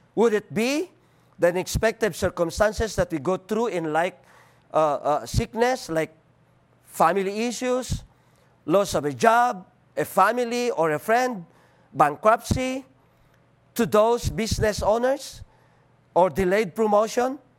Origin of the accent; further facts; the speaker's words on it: Philippines; accent: Filipino; English is a second language; I'm Filipino, I'm not American